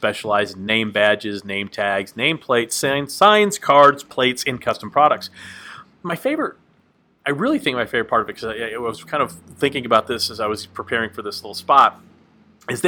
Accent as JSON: {"language": "English", "region": "Texas", "country": "United States", "tie": "born or raised there", "moved": "yes", "lives_now": "Nashville, United States", "said": "growing up in Texas, it was either hot or less hot"}